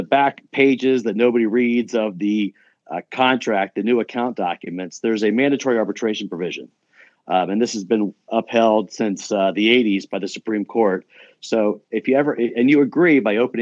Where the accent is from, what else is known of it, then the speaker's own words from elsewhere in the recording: Charleston, West Virginia, United States; moved away as an adult; now in Columbus, United States; I grew up in a small city in West Virginia